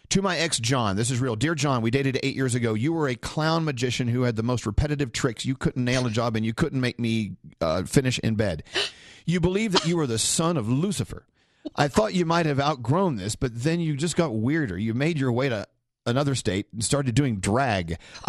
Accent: New York, United States; I'm from New York, but I'm not a celebrity, so okay.

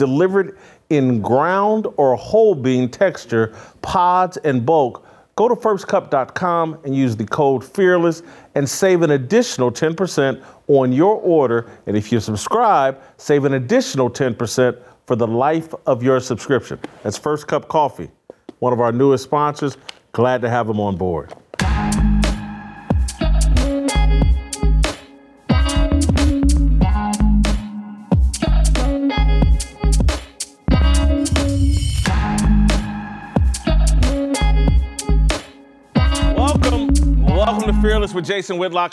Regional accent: Indiana, United States; I grew up in Indiana

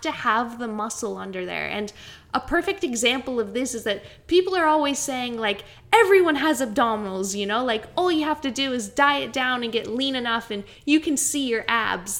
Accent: Canada; now in Brisbane, Australia; I'm from Canada, but I'm a poor excuse for a Canadian.

